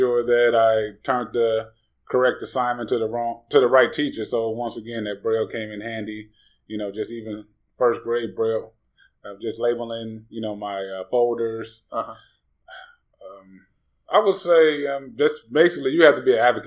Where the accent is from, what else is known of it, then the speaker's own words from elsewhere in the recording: Gary, Indiana, United States; I'm originally from Northwest Indiana, Gary, Maryville area.